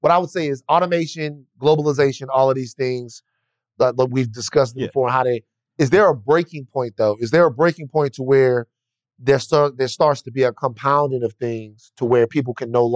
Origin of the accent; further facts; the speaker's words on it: Baton Rouge, Louisiana, United States; now in Los Angeles, United States; I'm from Baton Rouge